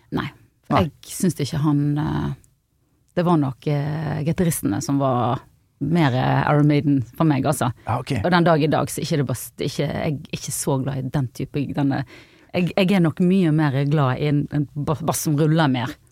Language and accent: Norwegian; Bergen, Vestland, Norway; also born or lived in Os; Åsane utenfor Bergen